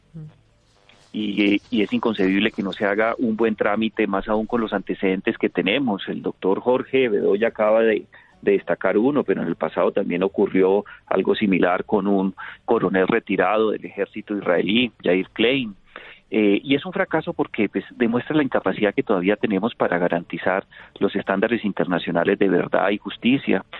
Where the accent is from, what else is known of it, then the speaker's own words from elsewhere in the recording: Colombia; nosotros como colombianos